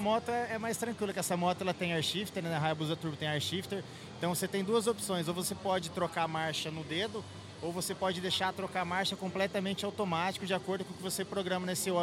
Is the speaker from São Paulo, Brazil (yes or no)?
yes; Marília, São Paulo, Brazil; eu sou de Marília, né, interior de São Paulo